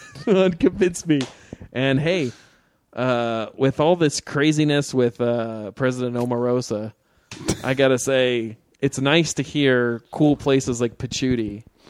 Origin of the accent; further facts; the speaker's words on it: Missouri, United States; No, I'm from Missouri, if you can believe it. You ever heard of it?